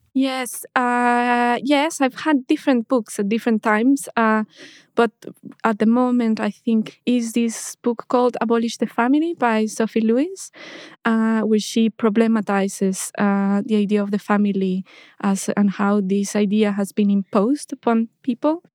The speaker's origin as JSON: {"language": "English", "region": "Mexico City", "country": "Mexico", "tie": "born or raised there", "moved": "yes", "lives_now": "London, United Kingdom", "said": "I was born in Mexico and I grew up in Mexico City."}